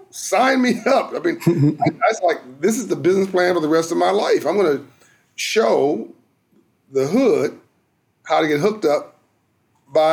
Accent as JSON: {"language": "English", "town": "Compton", "region": "California", "country": "United States", "tie": "born or raised there"}